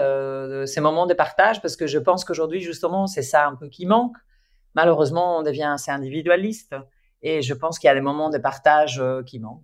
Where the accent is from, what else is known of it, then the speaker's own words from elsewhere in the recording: Spain; French is a second language; moved away; je suis espagnole